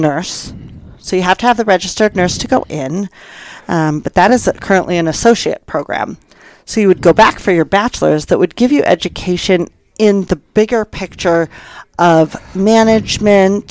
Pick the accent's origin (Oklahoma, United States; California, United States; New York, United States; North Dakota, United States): California, United States; moved away as an adult; also born or lived in southern Utah; now in Castle Rock, United States; I was born and raised in California